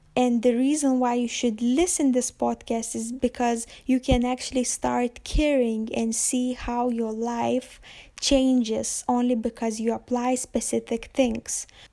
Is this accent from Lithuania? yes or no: yes; Lithuania; moved away as an adult; I'm from Lithuania, but you definitely won't find me there at the moment